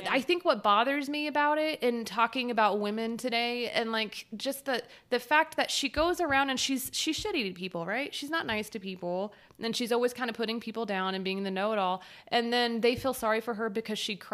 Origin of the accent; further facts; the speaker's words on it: Texas, United States; We're all from Texas